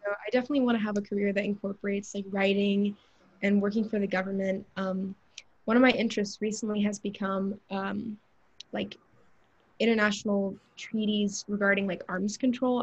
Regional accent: Atlanta, Georgia, United States; I'm from Georgia, I'm from Atlanta

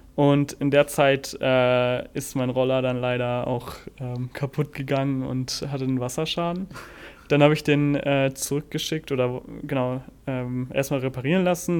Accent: Germany; also born or lived in Cincinnati, United States; bei uns in Deutschland

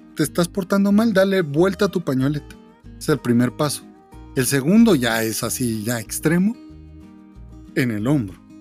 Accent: Guatemala; somos guatemaltecos

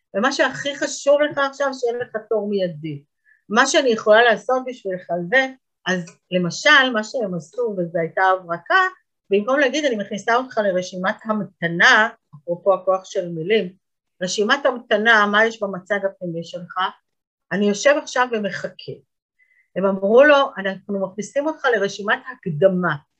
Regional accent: Israel; אנחנו כישראלים

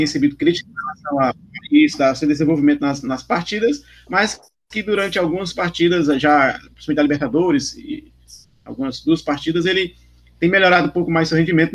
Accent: Brazil; como brasileiro esportista

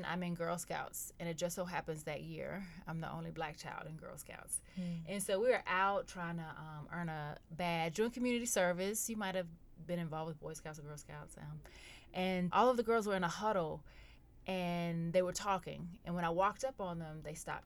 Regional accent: Goldston, North Carolina, United States; also born or lived in Durham, North Carolina; I'm from a small rural town called Golston, North Carolina

